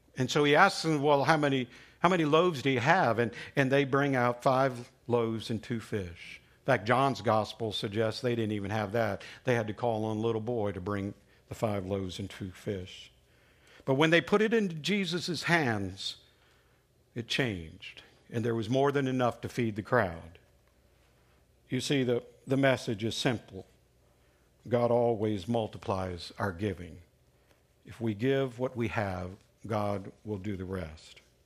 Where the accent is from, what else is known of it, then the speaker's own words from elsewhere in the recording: Alabama, United States; When I was growing up in Alabama, I lived with, uh, my grandparents for, for some time